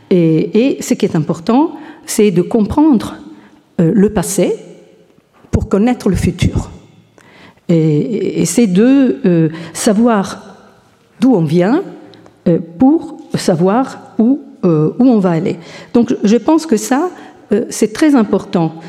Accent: Italy; je suis italienne

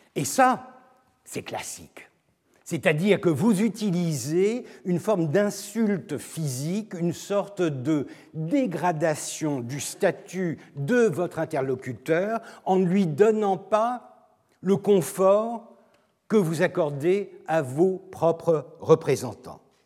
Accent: Turkey; Je suis turc, je ne parle pas l'arabe

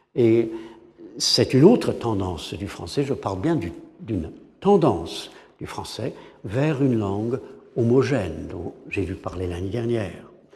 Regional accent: England, United Kingdom; French is a second language; En tant qu'anglais

